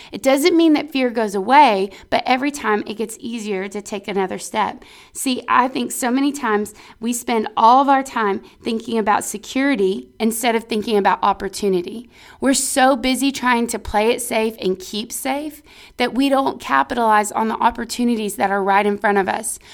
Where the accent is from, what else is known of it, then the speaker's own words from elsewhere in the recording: Texas, United States; we're from Texas